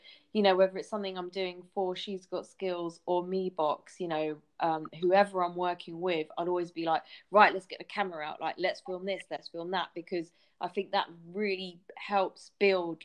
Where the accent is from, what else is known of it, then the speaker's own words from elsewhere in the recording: London, United Kingdom; I grew up in North London. I grew up in Haringey, so I'm a massive Tottenham fan